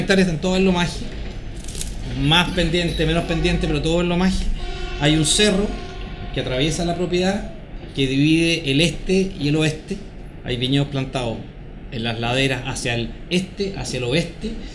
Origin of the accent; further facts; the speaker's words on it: Santiago, Santiago Metropolitan Region, Chile; nací en Santiago, eh, estudié en Santiago, eh, incluyendo la universidad